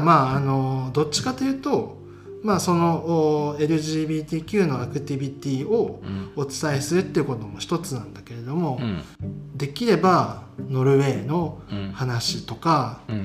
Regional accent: Osaka, Japan; moved away as an adult; also born or lived in Tokyo / Singapore; now in Norway; 僕は、まあ、大阪出身で、うん、まあ、職ずっと東京で働いてた、まあ、シンガポールで働いてたこともあるけど

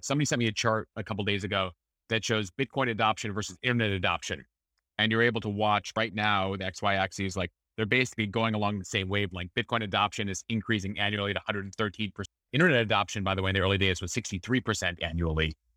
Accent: Chicago, Illinois, United States; a Chicagoan growing up at going to Wrigley Field

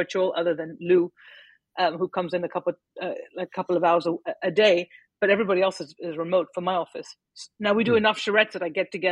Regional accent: Paris, Île-de-France, France; moved away as an adult; also born or lived in Lebanon / Milwaukee, Wisconsin; now in United States; growing up in Paris, lots of Lebanese friends

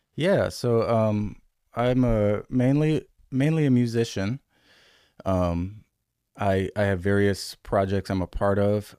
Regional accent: Grand Rapids, Michigan, United States; moved away as an adult; now in Raleigh, United States; I grew up in Michigan, um, and moved here in twenty ten from Grand Rapids, Michigan

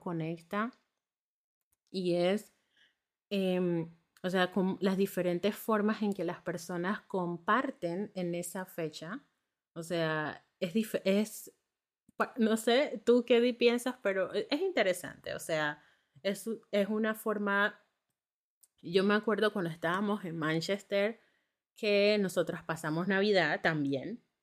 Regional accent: Panama; moved away as an adult; also born or lived in northern Germany; now in Germany; soy de Panamá

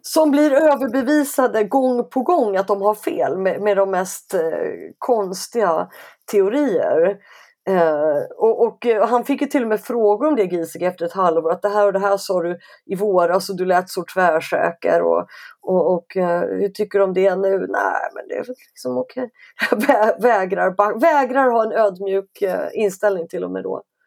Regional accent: Stockholm, Stockholm County, Sweden; Jag är stockholmare så jag är så här uppe i norr, det är typ någonstans norr om Uppsala

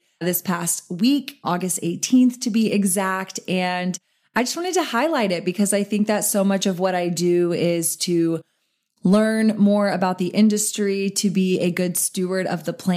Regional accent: Austin, Texas, United States; here in Austin where I'm born and raised, my hometown

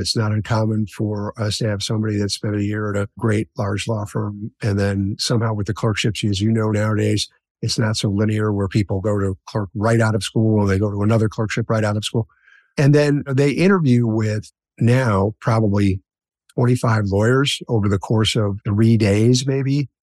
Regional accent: Chicago, Illinois, United States; I grew up in Chicago, on the south side of Chicago, in a neighborhood called Roseland

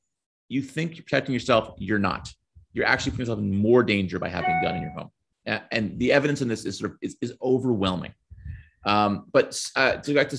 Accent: Bucks County, Pennsylvania, United States; now in Brooklyn, United States; I grew up in Bucks County, Pennsylvania

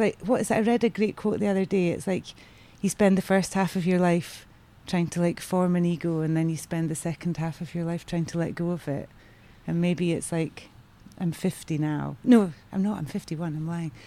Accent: Aberdeen, Scotland, United Kingdom; moved away; also born or lived in London; growing up in Aberdeen in sort of the, you know, 70s and 80s

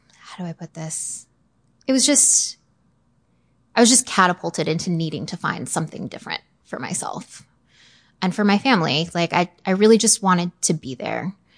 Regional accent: Arlington, Virginia, United States; I grew up in Northern Virginia. I was born in Arlington, haven't gone far

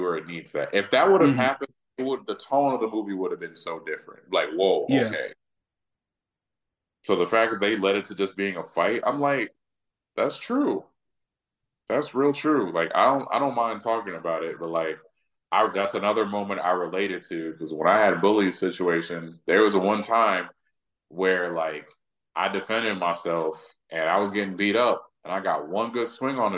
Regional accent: the South, United States; I'm also from the South, and so like all these I was raised in the South

